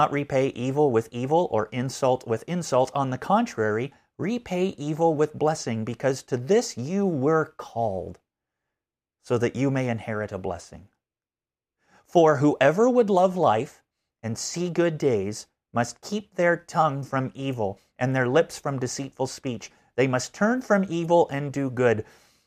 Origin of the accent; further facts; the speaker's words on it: Canada; moved away; As a Canadian growing up, I did not learn a lot of American history.